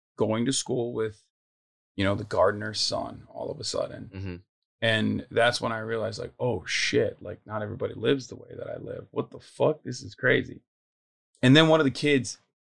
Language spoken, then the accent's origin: English; Turkey; moved away as an adult; also born or lived in United States (born); now in United States; I grew up in Turkey my entire life until I was 18, and then I came to America when I was